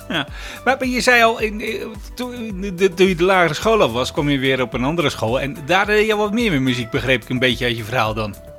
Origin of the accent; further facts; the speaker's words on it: Zeeland, Netherlands; omdat ik uit Zeeland kom natuurlijk.